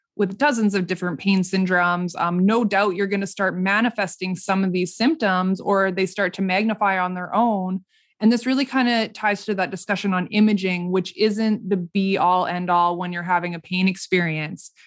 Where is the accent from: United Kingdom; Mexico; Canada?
Canada; Saskatchewan; also born or lived in Regina / Toronto / Vancouver; we're all from Saskatchewan here, Saskatchewan-based